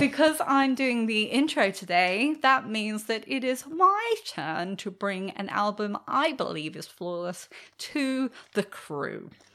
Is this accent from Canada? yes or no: no; England, United Kingdom; I'm English